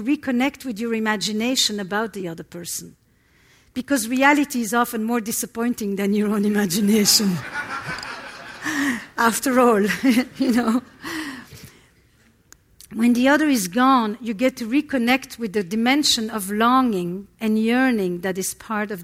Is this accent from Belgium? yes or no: yes; Antwerp, Flanders, Belgium; I come from Antwerp, Belgium. It's Flemish Belgium. And I come from a community that is all Holocaust survivors